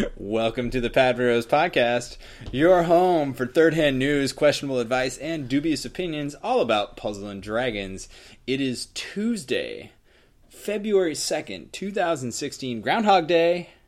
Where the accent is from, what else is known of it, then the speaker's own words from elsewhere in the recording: New England, United States; now in California, United States; I'm from the East Coast, uh, New England area